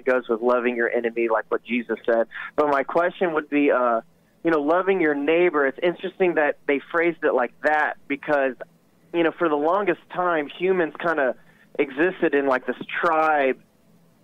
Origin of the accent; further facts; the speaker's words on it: Columbus, Georgia, United States; also born or lived in California / Tampa, Florida; I was born in California very briefly. I don't remember anything. And then my parents moved to Tampa because that's where my dad's mom lived for a while. And then we moved up to Columbus because my dad got a job. And here we are. And I've been here ever since